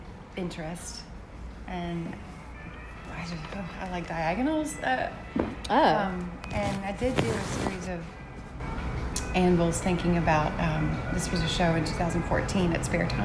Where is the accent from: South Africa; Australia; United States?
United States; West Virginia; moved away as an adult; now in Savannah, United States; I'm from West Virginia